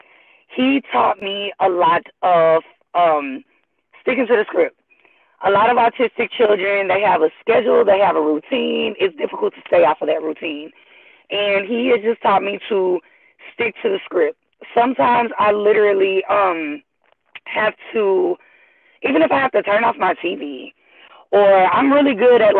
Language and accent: English; Houston, Texas, United States; I was born and raised in Houston, Texas, first generation